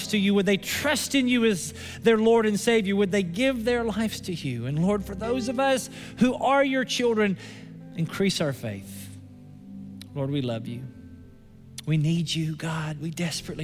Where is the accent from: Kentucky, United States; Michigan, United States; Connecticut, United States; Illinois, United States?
Kentucky, United States; Somerset; My hometown is Somerset, Kentucky